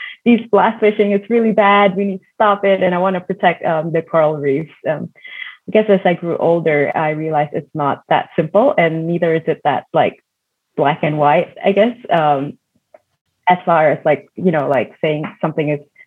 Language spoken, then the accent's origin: English; Indonesia; moved away; living and growing up in Indonesia